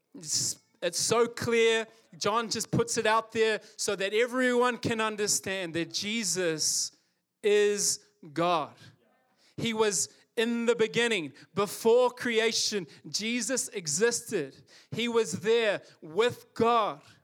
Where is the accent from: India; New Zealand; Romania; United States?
New Zealand; also born or lived in Calgary, Canada; I was born here in Calgary. So, born here, uh, and at the age of five, moved to New Zealand. My parents are both Kiwis.